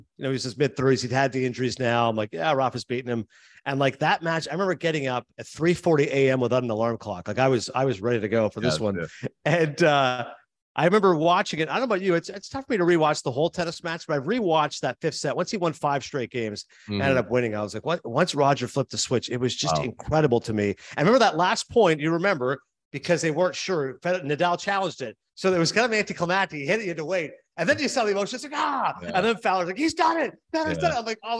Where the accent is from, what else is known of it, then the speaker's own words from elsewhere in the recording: Canada; You hear some people mention hockey players, again, being Canadian, they hear a lot of votes for hockey